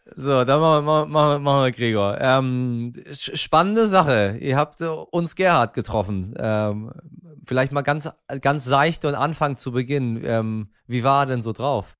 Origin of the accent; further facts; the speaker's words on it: Iran; unser eins als Iraner